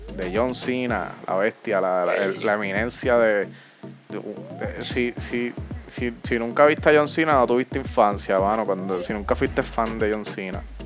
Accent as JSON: {"language": "Spanish", "town": "Yauco", "country": "Puerto Rico", "said": "yo soy de Yauco y aquí no hay nada"}